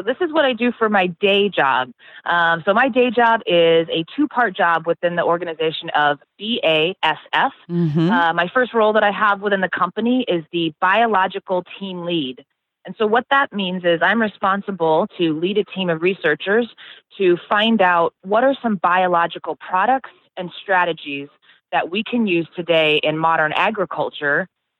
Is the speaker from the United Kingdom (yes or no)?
no; Carlisle, Iowa, United States; I grew up in Carlisle, Iowa, born and raised.